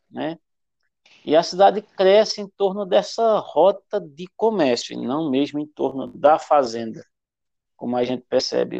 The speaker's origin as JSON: {"language": "Portuguese", "town": "Venturosa", "region": "Pernambuco", "country": "Brazil", "tie": "born or raised there", "also_born_or_lived": "Arcoverde / Bodoquena, Mato Grosso do Sul / Pesqueira", "moved": "as an adult", "said": "Eu faço parte dos venturosenses que nasceram em Arco Verde, mas toda a minha infância, toda a minha vida, até o começo da, da fase adulta, foi em Venturosa."}